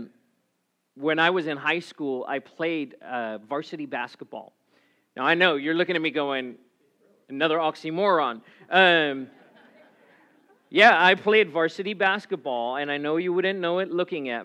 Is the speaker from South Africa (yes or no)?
yes; South Africa; now in United States; I grew up in South Africa